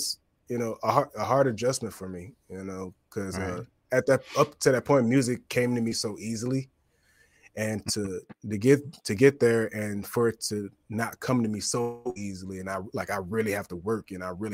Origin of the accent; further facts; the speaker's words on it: East Point, Georgia, United States; also born or lived in Boston; I'm from East Point. I'm from here. I'm from down south.